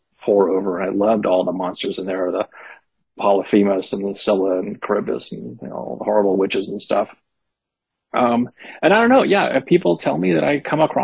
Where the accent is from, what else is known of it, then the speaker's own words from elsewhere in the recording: Berkeley, California, United States; I grew up in Berkeley in the 70s and 80s.